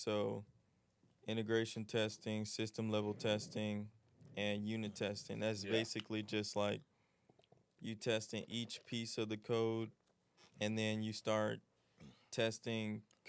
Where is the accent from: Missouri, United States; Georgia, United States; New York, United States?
Georgia, United States; Lithonia; I'm from Lithonia, Georgia. 26 years young.